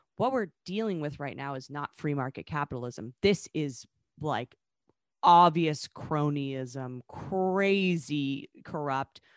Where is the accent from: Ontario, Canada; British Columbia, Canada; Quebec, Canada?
British Columbia, Canada; Vancouver; moved away; Vancouver, um, which is my hometown